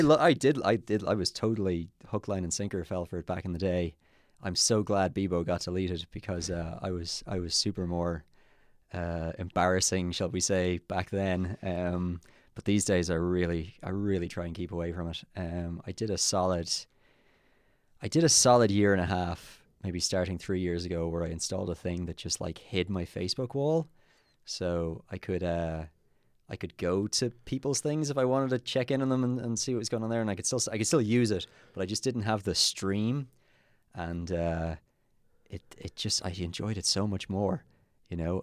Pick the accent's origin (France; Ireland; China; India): Ireland; Kilkenny, Leinster; moved away as an adult; now in Dublin, Ireland; I was born in Dublin, And then at the age of one, my parents moved to Kilkenny with me, and they're still there. And then when I turned twenty-one, I moved to Dublin